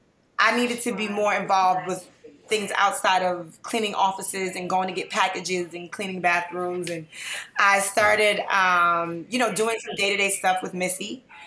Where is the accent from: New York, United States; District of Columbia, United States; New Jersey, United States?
New York, United States; New York City; moved away as an adult; now in Atlanta, United States; So I am in Atlanta now by way of Harlem, New York. I came from very humble beginnings. I'm from Grant Projects in Harlem.